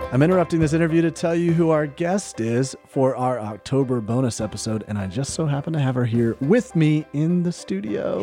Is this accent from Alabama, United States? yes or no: yes; Alabama, United States; moved away; we grew up in Alabama